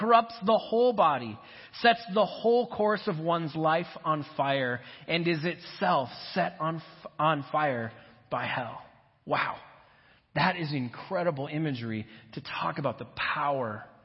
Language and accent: English; Minnesota, United States; I grew up in Minnesota